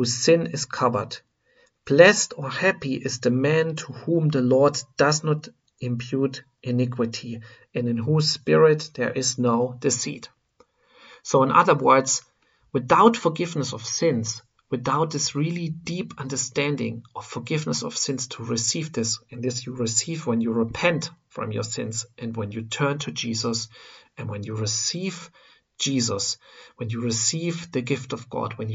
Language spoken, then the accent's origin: English; Germany; I am coming from Germany